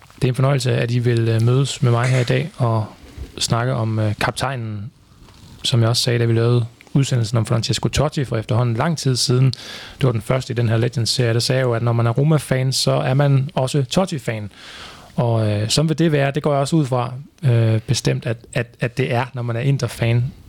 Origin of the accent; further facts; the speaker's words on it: Viborg, Central Denmark Region, Denmark; i Viborg, hvor jeg kommer fra